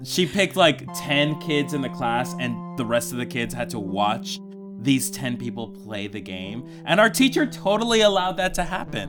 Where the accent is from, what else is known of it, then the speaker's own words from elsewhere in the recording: Colombia; moved away; when I was a child, I, I grew up in Colombia